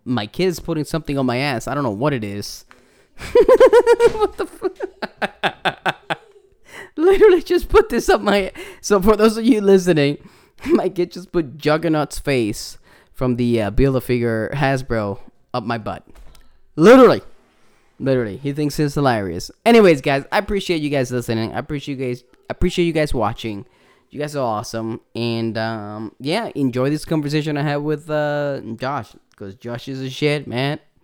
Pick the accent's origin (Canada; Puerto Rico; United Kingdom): Puerto Rico; accent: Puerto Rican; my Puerto Rican accent.